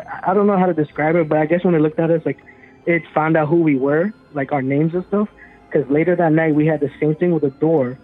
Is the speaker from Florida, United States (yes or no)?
yes; Orlando, Florida, United States; I'm from Orlando, Florida